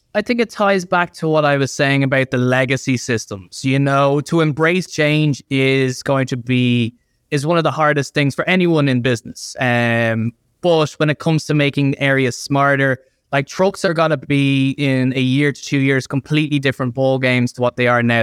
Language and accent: English; Ireland; I'm from Ireland